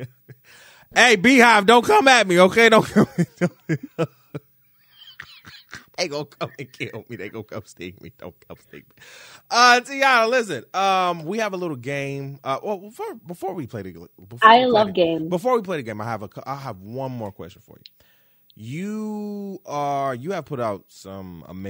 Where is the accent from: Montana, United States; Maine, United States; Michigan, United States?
Michigan, United States; Detroit; now in New York, United States; I'm from Detroit